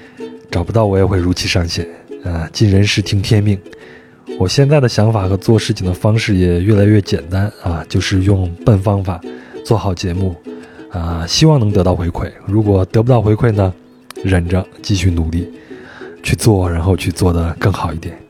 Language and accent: Chinese; Henan, China; now in Jakarta, Indonesia; 我们都有一个统一的身份，就是河南人，我老家也在河南